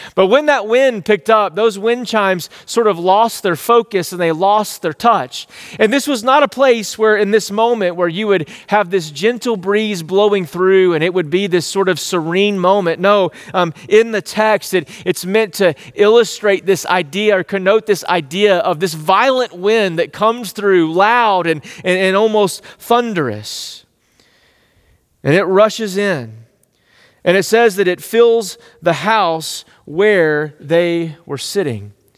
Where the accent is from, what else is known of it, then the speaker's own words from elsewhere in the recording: East Texas, United States; growing up in East Texas, I was like, These are my people.